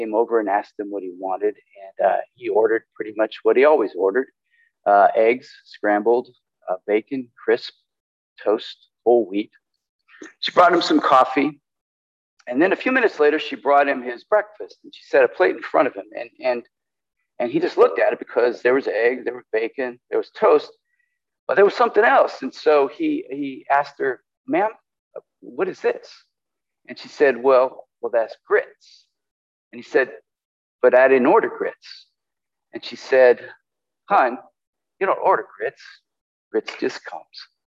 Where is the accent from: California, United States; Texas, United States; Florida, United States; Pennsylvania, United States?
California, United States; And I don't think of myself as a northerner. I'm from California.